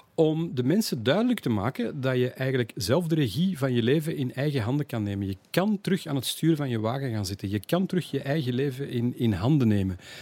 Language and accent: Dutch; Antwerp, Flanders, Belgium; als echte Antwerpenaar